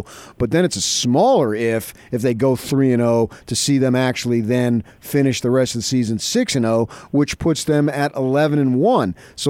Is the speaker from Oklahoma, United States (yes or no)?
no; Arizona, United States; Growing up in Arizona